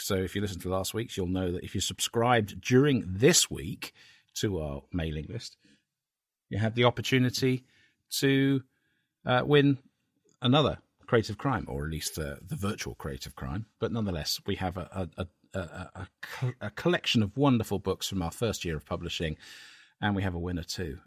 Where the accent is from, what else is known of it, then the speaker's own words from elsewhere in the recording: Cambridge, East of England, United Kingdom; my hometown of Cambridge